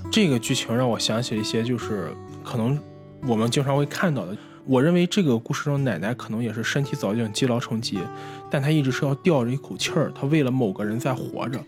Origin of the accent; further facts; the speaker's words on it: Qingdao, Shandong, China; 我作为一个青岛人来说，我个人更喜欢的还是这样的海